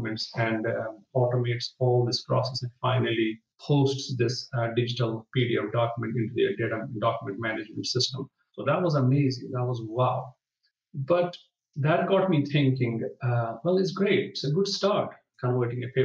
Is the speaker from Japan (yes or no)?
no; Jammu and Kashmir, India; now in London, United Kingdom; I'm from Kashmir, which is a northern part of India